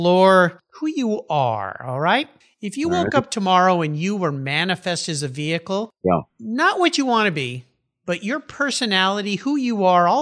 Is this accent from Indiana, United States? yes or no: no; San Diego, California, United States; I grew up down in La Jolla, California